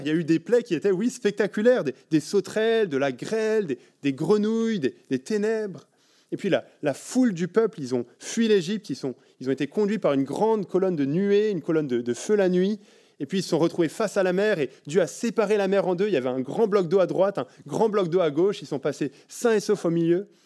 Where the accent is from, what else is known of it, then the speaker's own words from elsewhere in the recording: France; now in Belgium; en tant que Français en Belgique